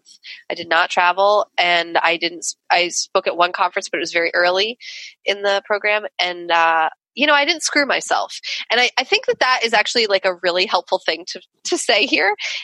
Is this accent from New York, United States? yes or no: yes; New York, United States; where I grew up in New York